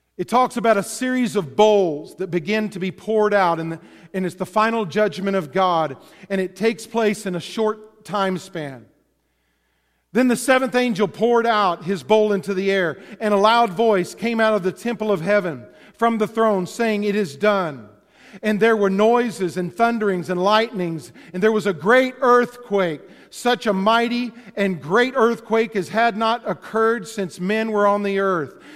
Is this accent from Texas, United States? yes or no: yes; Texas, United States; I grew up in Texas